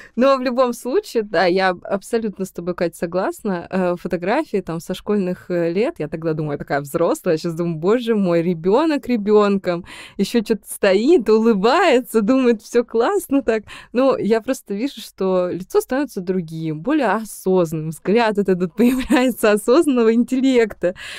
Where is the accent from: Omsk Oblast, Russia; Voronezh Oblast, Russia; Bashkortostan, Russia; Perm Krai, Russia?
Perm Krai, Russia; Perm; moved away as an adult; Я приехала из Перми